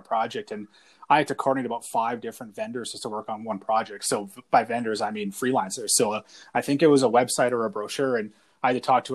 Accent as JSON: {"language": "English", "town": "Airdrie", "region": "Alberta", "country": "Canada", "tie": "born or raised there", "said": "I grew up in Airdrie"}